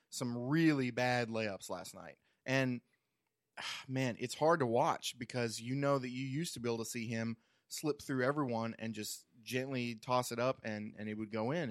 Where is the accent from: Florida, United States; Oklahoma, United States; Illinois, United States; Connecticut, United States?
Oklahoma, United States; Mustang; we're from the same hometown. We're both from Mustang